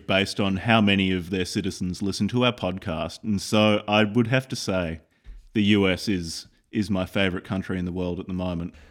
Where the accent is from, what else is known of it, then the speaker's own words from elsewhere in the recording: Australia; I'm from Australia